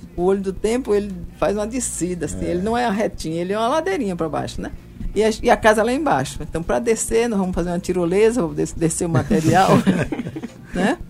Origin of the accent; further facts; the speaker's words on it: Bahia, Brazil; moved away as an adult; now in João Pessoa, Brazil; eu nasci na Bahia